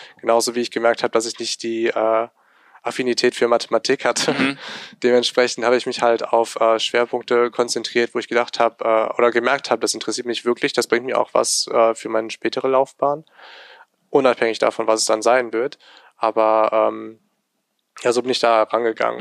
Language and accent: German; Remscheid, North Rhine-Westphalia, Germany; ich bin halt hier geboren und aufgewachsen in Remscheid